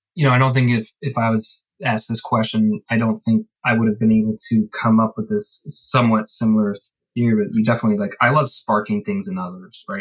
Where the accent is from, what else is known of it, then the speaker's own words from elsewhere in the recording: Ireland; I'm Irish. The famine was terrible for us